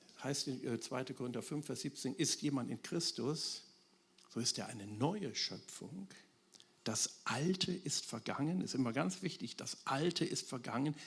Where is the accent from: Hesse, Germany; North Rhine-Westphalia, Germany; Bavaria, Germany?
North Rhine-Westphalia, Germany; Wuppertal; in meiner Heimatstadt Wuppertal, aus der ich komme